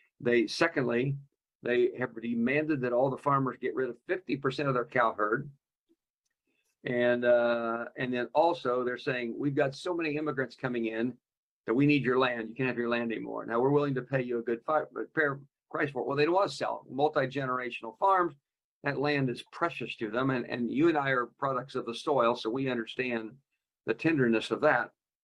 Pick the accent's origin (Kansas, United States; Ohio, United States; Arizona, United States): Kansas, United States; He's out of my home state, Kansas